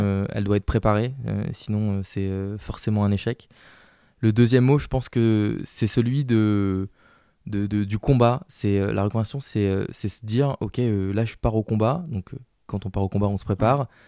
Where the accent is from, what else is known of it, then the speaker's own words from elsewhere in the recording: the South, France; accent: southern; je parle avec l'accent du sud